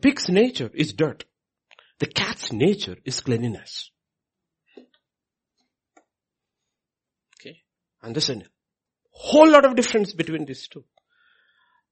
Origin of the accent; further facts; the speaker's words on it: India; moved away as an adult; I'm Indian